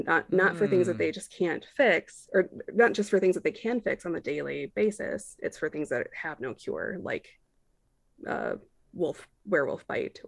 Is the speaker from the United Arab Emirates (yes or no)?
no; Ireland; You know, fuck them. I am Irish.